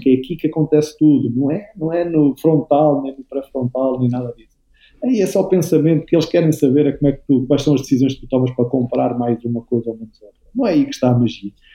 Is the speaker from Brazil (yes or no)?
no; Aveiro, Aveiro District, Portugal; eu sou daqui da Aveiro, da Algaria Velha, da Metrópole